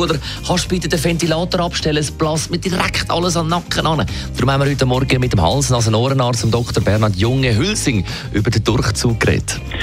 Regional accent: Switzerland; bei uns in der Schweiz

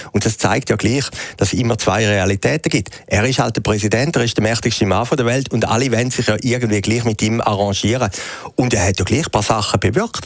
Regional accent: Schaffhausen, Switzerland; Die, äh, Uhrenfabrik aus meiner Heimatstadt im Norden von der Schweiz

